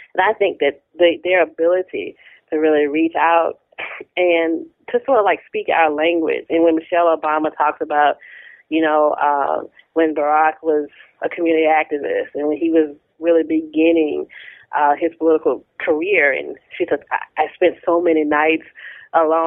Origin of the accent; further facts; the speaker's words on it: Tappahannock, Virginia, United States; I grew up in Tappahannock, Virginia, a small town, centrally located uh, in the state